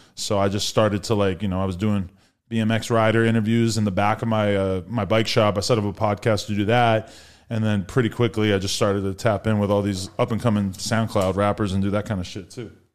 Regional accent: Nashua, New Hampshire, United States; moved away; also born or lived in Los Angeles; I am from a place called Nashua, New Hampshire, also known as Hash Brown Town

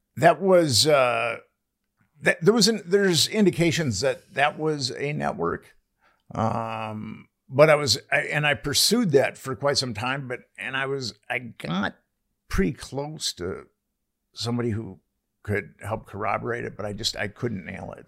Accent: Minneapolis, Minnesota, United States; I'm from Minneapolis

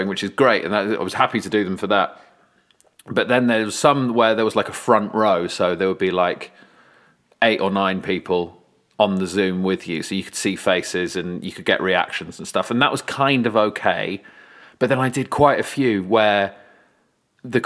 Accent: London, United Kingdom; also born or lived in North East England; I'm based in East London now, but I grew up in Southwest London

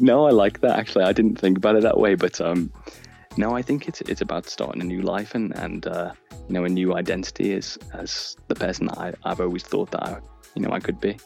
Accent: Liverpool, North West England, United Kingdom; now in Canterbury, United Kingdom; I'm originally from Liverpool and now I live in Canterbury in the UK.

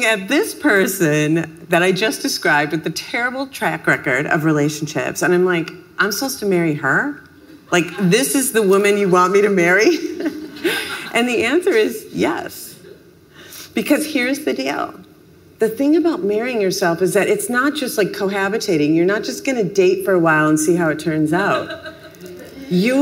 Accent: Minneapolis, Minnesota, United States; I'm from Minneapolis

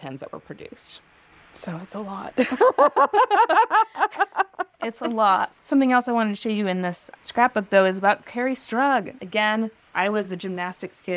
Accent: Ohio, United States; now in Atlanta, United States; I was growing up in Ohio

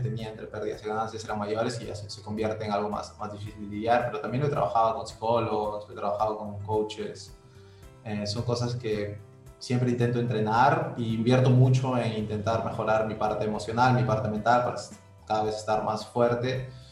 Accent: Trujillo, La Libertad, Peru; also born or lived in Brazil; soy de Trujillo, ¿no? Vivo acá.

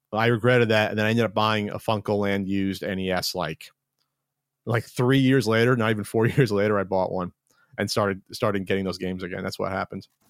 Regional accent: New Jersey, United States; moved away; We're both from Jersey

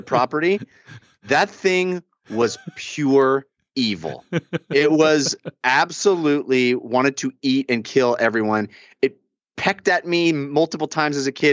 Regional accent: Bay Area, California, United States; now in Los Angeles, United States; I grew up in the Bay Area

